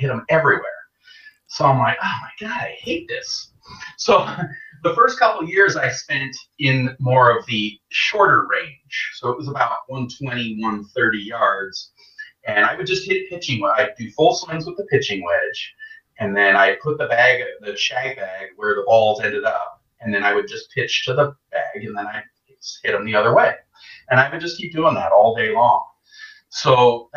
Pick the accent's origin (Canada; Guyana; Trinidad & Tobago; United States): Canada; moved away as an adult; also born or lived in England; I grew up in Canada. I was born in England, but then I grew up in Canada. Moved there when I was just a baby. So I grew up there, and I was there until 2002